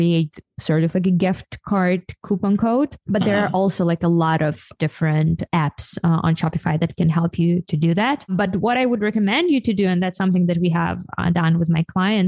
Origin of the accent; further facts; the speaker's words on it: Ukraine; now in United States; I'm from Ukraine